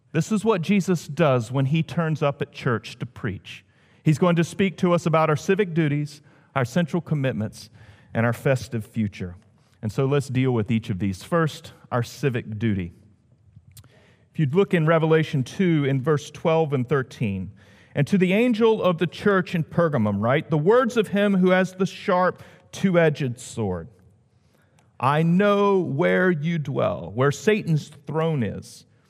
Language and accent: English; the South, United States; moved away as an adult; also born or lived in Washington, D.C.; being a Southerner